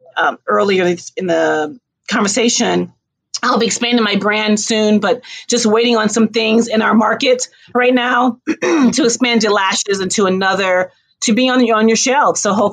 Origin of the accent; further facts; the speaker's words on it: New York, United States; I'm a New Yorker.